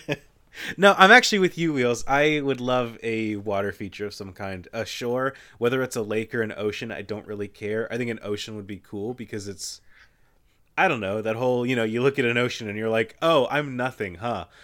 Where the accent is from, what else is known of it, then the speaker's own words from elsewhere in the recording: Kentucky, United States; I grew up in Kentucky, which means that, like, there's a lot of things that I take for granted as being the wrong pronunciation of things